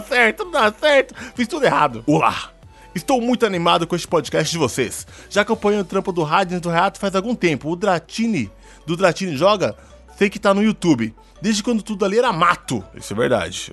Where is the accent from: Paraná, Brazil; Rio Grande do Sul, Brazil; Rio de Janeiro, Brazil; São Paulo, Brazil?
São Paulo, Brazil